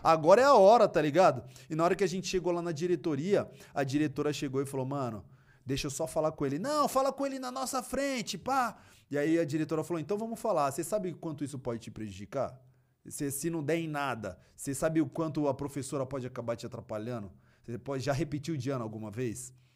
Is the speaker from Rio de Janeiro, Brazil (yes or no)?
no; São Paulo, Brazil; eu me interessei em fazer parte de núcleos culturais na minha quebrada, que era muito forte na época. Na época funcionava o Aliança Negra, que era ali próximo da, do Parque Raul Seixas, e Cidade Tiradentes